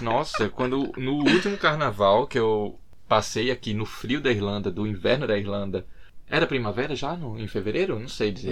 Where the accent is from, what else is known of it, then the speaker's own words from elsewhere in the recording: Recife, Pernambuco, Brazil; now in Dublin, Ireland; morando aqui em Dublin, o que eu sinto muita falta, o que eu sinto muita saudade é de Recife, Pernambuco, minha terra natal.